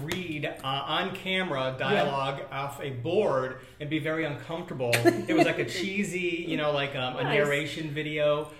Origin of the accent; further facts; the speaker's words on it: Cleveland, Ohio, United States; I'm from Ohio.